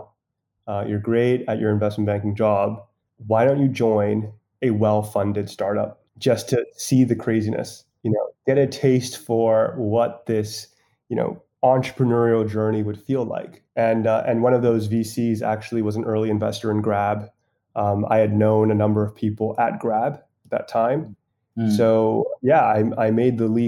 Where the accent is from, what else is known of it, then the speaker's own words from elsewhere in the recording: Hong Kong; I'm originally from Hong Kong